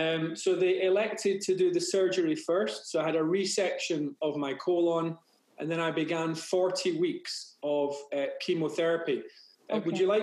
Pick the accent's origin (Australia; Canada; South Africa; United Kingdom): United Kingdom; Glasgow, Scotland; moved away as an adult; now in United States; I was born in Glasgow in Scotland.